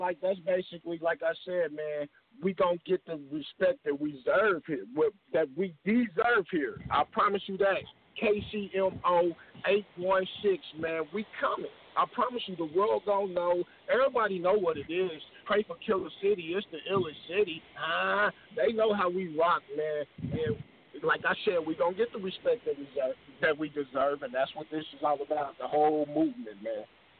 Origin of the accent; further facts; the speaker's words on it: Missouri, United States; I was born and raised in Missouri.